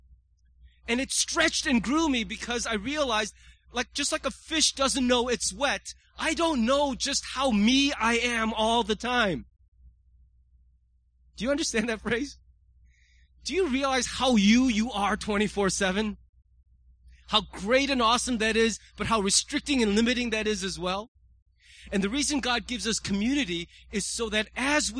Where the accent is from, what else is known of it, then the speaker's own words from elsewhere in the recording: United States; as an American